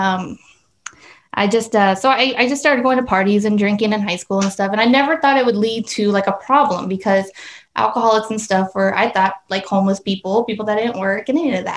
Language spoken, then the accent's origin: English; Casa Grande, Arizona, United States; I grew up here in Casa Grande, born and raised